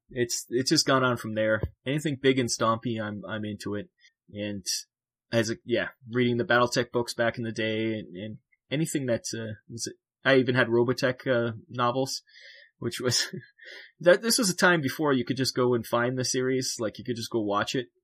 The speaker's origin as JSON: {"language": "English", "country": "Canada", "said": "I'm from Canada"}